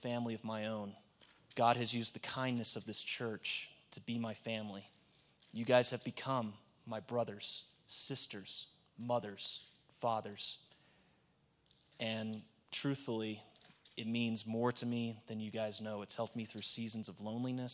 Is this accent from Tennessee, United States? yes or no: yes; Nashville, Tennessee, United States; moved away; I grew up in Nashville, Tennessee